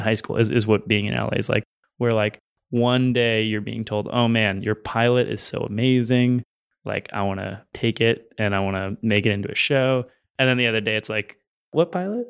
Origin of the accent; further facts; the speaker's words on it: San Francisco, California, United States; also born or lived in Los Angeles; I'm from San Francisco